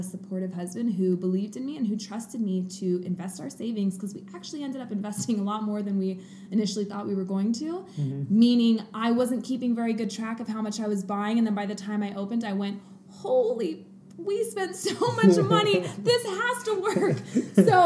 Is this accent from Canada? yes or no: no; Coeur d'Alene, Idaho, United States; moved away; also born or lived in Portland; I grew up in Coeur d'Alene, but living in Portland for a few years.